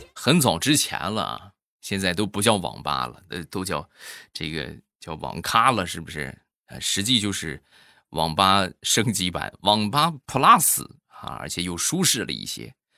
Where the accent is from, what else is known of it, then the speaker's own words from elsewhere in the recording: Shandong, China; 还有就是我们山东的黄焖鸡米饭